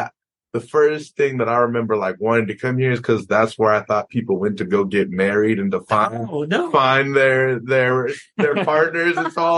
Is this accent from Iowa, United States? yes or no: yes; Des Moines, Iowa, United States; also born or lived in Lamoni, Iowa; I am originally from the Northwest Congregation in Des Moines, Iowa, where I grew up until sophomore year of high school, where I then moved down to Lamoni, Iowa, and was part of the Bloomington Congregation.